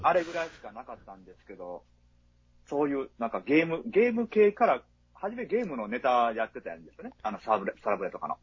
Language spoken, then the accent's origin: Japanese; home area with Sonoda racecourse, Hyogo, Japan; 私の地元はそのだけえばってのがあるんですけど